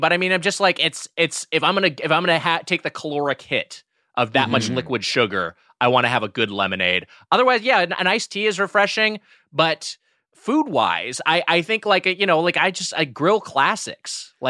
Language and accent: English; Lakewood, California, United States; in my hometown of Lakewood, California.